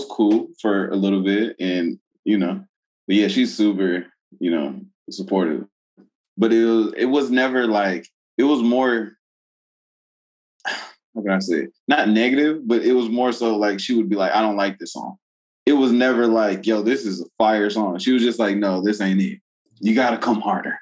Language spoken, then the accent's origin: English; Saint Paul, Minnesota, United States; also born or lived in Marietta, Georgia; I'm from St. Paul